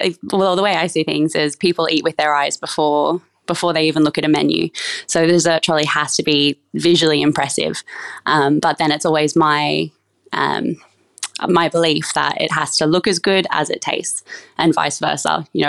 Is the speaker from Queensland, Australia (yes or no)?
yes; Toowoomba, Queensland, Australia; So I grew up in a small country town called Toowoomba up in Queensland. I grew up in a big family